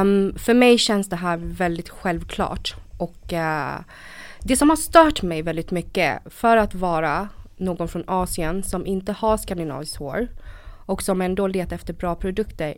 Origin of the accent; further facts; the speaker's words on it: Stockholm, Stockholm County, Sweden; also born or lived in Vietnam / northern Vietnam; Kom till Sverige 94 och eh, växte upp här i Stockholm.